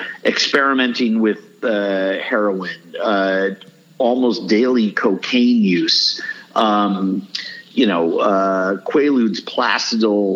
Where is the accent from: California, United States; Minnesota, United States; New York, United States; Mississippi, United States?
New York, United States; New York City; moved away; I grew up in New York City.